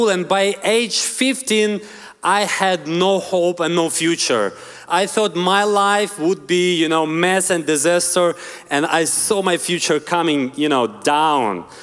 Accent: Ukraine; English is a second language; I'm originally from Ukraine. I want to tell you just a little bit of my story, where I come from. So I'm from very poor family in a, in a very poor, poor neighborhood.

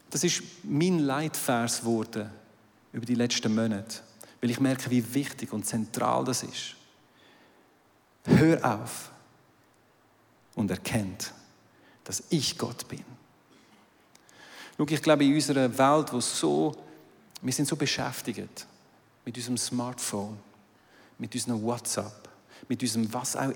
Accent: Aargau, Switzerland; now in Zurich, Switzerland; Ich kommentiere jetzt den Betrag nicht, ich bin aus dem Aargau, es sind deine Steuergelder.

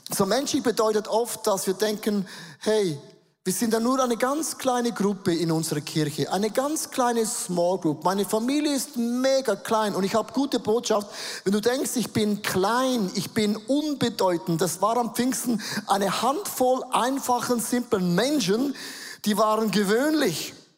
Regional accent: Switzerland; accent: Swiss German; first language Swiss German; German is a second language; auf Schweizerdeutsch umstellen, das ist meine Muttersprache

